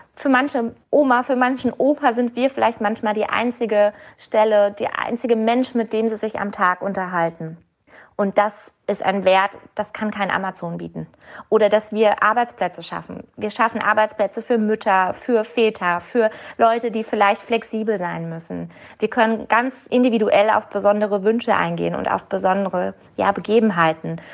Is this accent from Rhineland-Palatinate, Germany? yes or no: yes; Mainz, Rhineland-Palatinate, Germany; uns als Mainzer